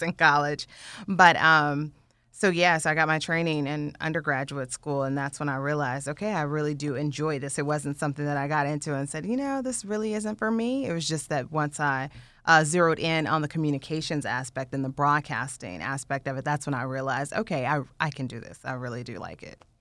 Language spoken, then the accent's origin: English; Indiana, United States; growing up in Indiana, we had all seasons